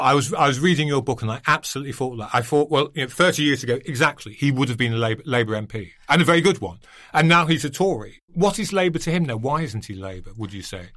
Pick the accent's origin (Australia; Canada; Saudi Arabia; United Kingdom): United Kingdom; Altrincham, North West England; moved away; I'm from Altrincham Sale, Graham Brady's constituency, South